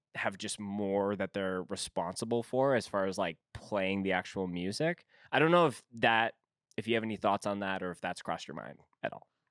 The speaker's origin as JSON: {"language": "English", "town": "Winnipeg", "region": "Manitoba", "country": "Canada", "said": "I'm from Winnipeg"}